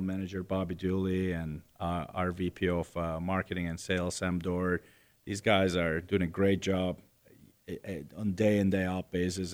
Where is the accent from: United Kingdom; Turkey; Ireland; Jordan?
Turkey; Istanbul; moved away; I was born in Istanbul, Turkey, and nineteen seventy-eight